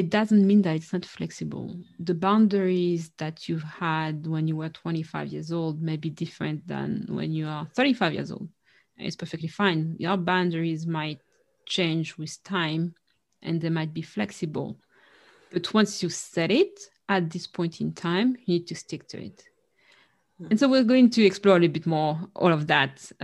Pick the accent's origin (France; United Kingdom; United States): France; our family has a Caribbean background. So the notion in our family of what's a healthy or not boundary is different. And we struggled with that, you know, with Caribbean parents growing up in France